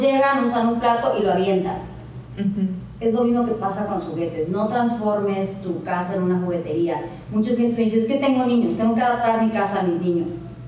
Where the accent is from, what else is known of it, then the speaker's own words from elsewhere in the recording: Mexico; now in Cabo San Lucas, Mexico; soy mexicana